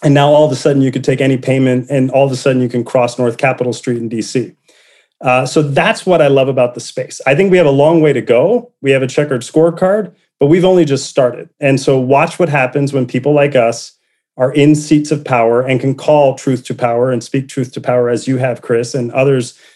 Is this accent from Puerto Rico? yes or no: yes; Puerto Rico; moved away; I was born poor in Puerto Rico, first to get through high school and college